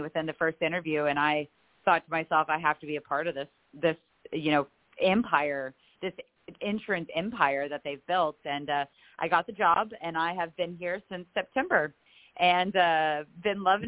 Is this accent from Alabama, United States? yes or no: no; Pasadena, Texas, United States; also born or lived in College Station, Texas; I was actually born in Pasadena, Texas. Born and raised there